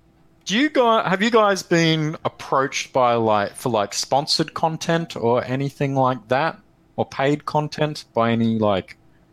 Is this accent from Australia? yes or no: yes; Australia